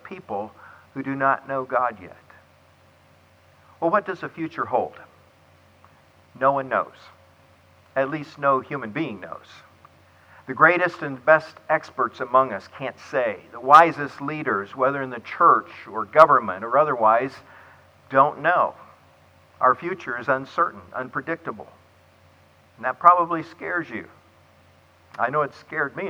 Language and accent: English; Clearwater, Florida, United States; Clearwater, Florida, my hometown